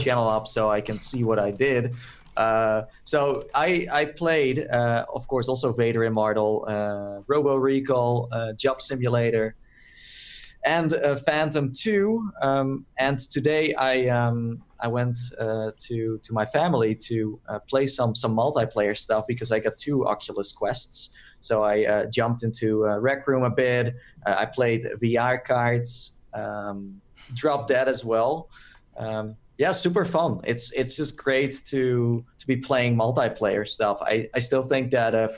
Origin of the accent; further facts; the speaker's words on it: Netherlands; I'm from Holland